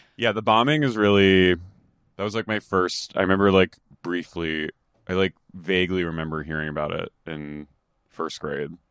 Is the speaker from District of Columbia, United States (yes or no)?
no; East Coast, New Jersey, United States; growing up in the East Coast